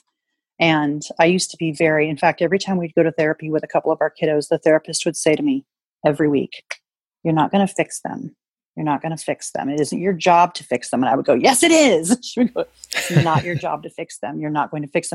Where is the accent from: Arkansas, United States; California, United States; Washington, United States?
Washington, United States; Spokane; Wildflowers Spokane, which is in my hometown of Spokane, Washington.